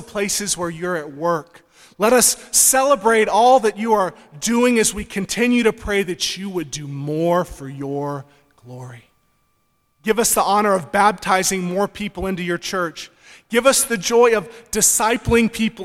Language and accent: English; Georgia, United States; moved away; I'm from Georgia originally